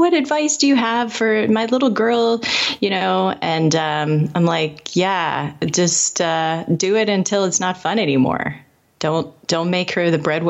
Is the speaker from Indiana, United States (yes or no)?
yes; Indianapolis, Indiana, United States; I grew up in Indianapolis